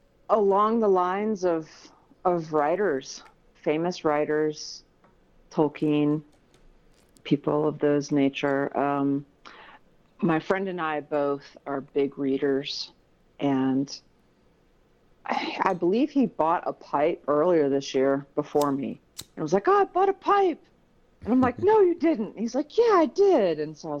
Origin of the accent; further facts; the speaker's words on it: Michigan, United States; born there; now in Denver, United States; I was born in Michigan and Midwest girl. I've moved around a lot because of my family. I am currently in Denver, Colorado.